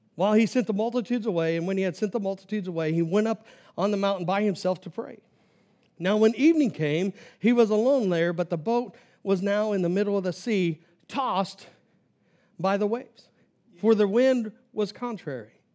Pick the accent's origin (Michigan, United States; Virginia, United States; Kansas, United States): Kansas, United States; I'm from Kansas